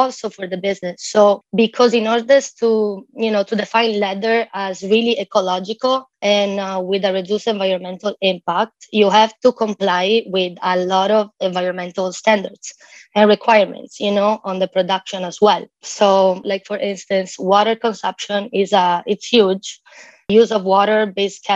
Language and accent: English; near Venice, Veneto, Italy; moved away as an adult; now in Miami, United States; born and raised near Venice